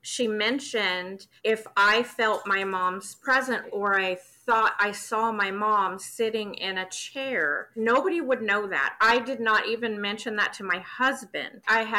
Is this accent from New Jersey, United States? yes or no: no; Wichita, Kansas, United States; I'm from Wichita, Kansas.